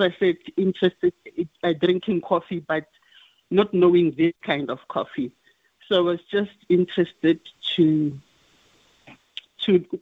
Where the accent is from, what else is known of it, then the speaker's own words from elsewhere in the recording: Limpopo, South Africa; moved away as an adult; also born or lived in Pretoria; now in Gauteng, South Africa; I come all the way from Limpopo, and I just came to Gauteng in 2000 for college